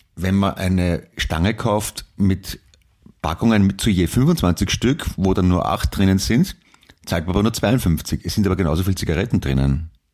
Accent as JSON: {"language": "German", "region": "Vienna", "country": "Austria", "said": "ich bin ein Wiener"}